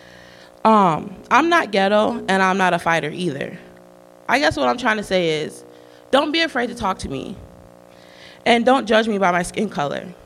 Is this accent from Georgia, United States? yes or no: no; Chicago, Illinois, United States; I'm from Chicago, Illinois.